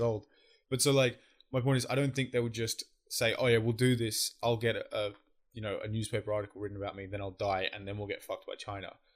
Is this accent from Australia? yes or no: yes; Australia; I'm an Aussie